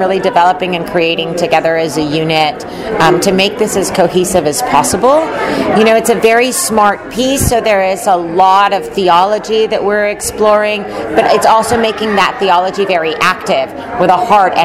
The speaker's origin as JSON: {"language": "English", "country": "Puerto Rico", "moved": "as an adult", "lives_now": "Los Angeles, United States", "said": "I'm originally from Puerto Rico. I moved to California to go to USC to get my MFA in acting"}